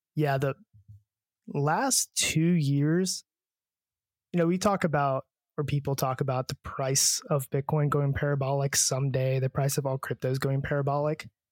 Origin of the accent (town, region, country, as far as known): United States